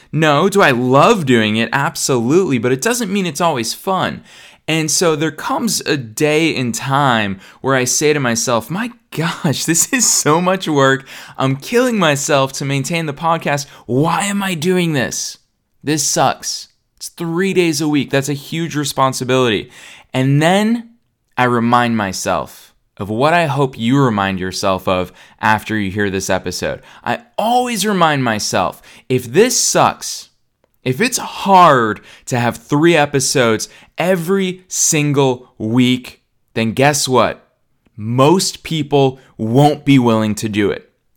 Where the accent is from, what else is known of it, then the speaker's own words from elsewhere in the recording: Boston, Massachusetts, United States; now in Los Angeles, United States; I'm in Boston, Massachusetts, which is my hometown